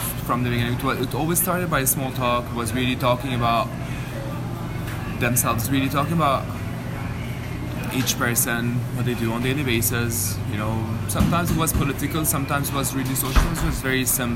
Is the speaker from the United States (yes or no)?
no; Jerusalem, Palestine; I'm a Jerusalemite. I'm Palestinian from Jerusalem